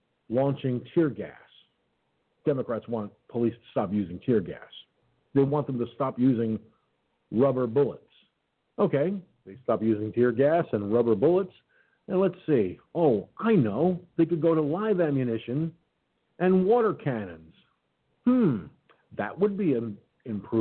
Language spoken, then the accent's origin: English; Peekskill, New York, United States; Peekskill, New York, my hometown.